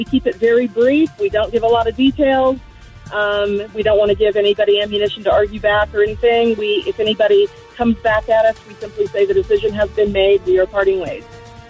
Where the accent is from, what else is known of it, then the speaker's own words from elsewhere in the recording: Colorado, United States; moved away as an adult; also born or lived in Monroe, Washington / Arizona; I'm from Colorado originally. We lived in Arizona for just a few years, and I decided that I missed the mountains and the green, so I was tired of seeing the desert, so we moved back.